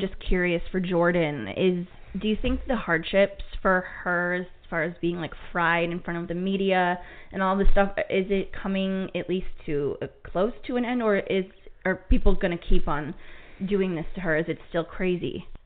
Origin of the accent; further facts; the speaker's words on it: Cleveland, Ohio, United States; my hometown of Cleveland